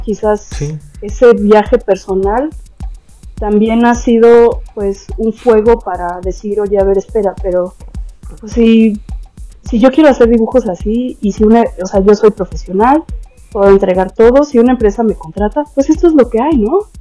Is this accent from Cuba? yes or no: no; Mexico; moved away as an adult; now in Netherlands; pues soy mexicana